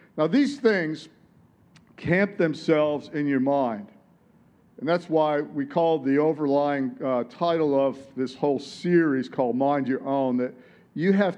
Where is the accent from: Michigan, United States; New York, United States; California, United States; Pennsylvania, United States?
Michigan, United States; Detroit; moved away as an adult; now in Sunshine Coast, Australia; I grew up in Detroit